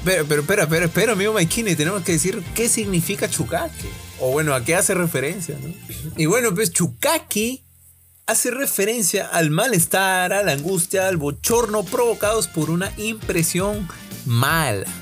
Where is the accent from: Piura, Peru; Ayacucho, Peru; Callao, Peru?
Piura, Peru; accent: Piuran; los piuranos somos conocidos por tener un habla bien particular. Cuando vamos a algún otro lado del país, tipo Lima, Trujillo, Chiclayo, al toque sacan que somos de Piura por nuestra forma de hablar